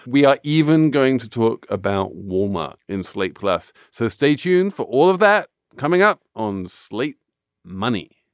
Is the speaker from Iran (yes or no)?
no; United Kingdom; I am a Brit.